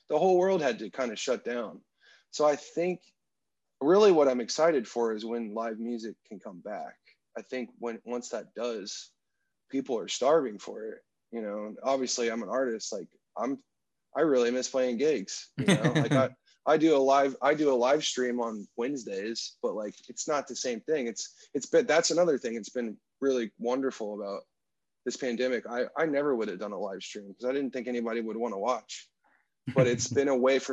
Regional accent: Destin, Florida, United States; moved away; also born or lived in Washington, D.C. / Nashville, Tennessee; the town that I grew up in is called Destin, Florida. It's in what they call the Panhandle of Florida

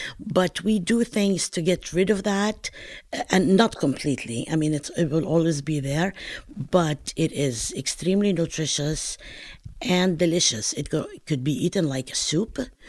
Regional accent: Palestine; accent: Northern Palestinian; I pronounce it Molochia. Okay, and this is due to my regional accent of Northern Palestine.

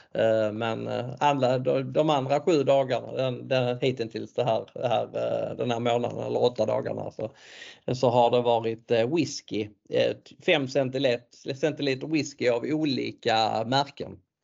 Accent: Sweden; vi svenskar

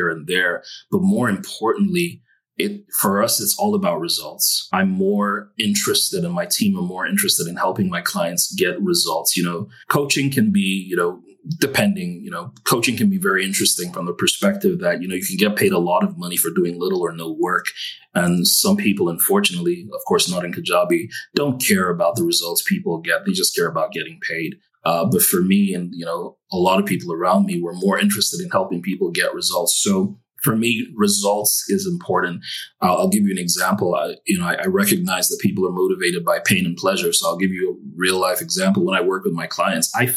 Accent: Nigeria; moved away as an adult; now in United States; I'm Nigerian, and you know, most, you know, Nigeria doesn't have the best of reputations, even though we have amazing people

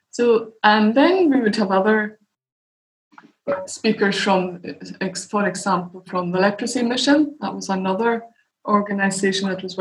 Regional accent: Stornoway, Scotland, United Kingdom; moved away as an adult; also born or lived in Edinburgh; growing up in Stornoway, where I was born and bred until I moved to Edinburgh to work.

